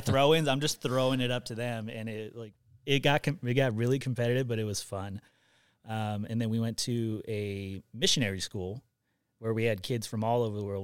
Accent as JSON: {"language": "English", "town": "Riverside", "region": "California", "country": "United States", "tie": "born or raised there", "also_born_or_lived": "Hawaii", "said": "I grew up in Riverside."}